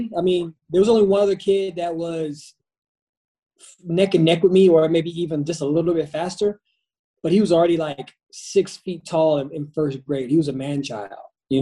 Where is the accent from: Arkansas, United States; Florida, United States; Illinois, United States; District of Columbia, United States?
Florida, United States; Pensacola; also born or lived in Brooklyn, New York; now in Qatar; I grew up in Pensacola, Florida. I was born in Brooklyn, New York. My dad was in the military. We moved down to Pensacola, Florida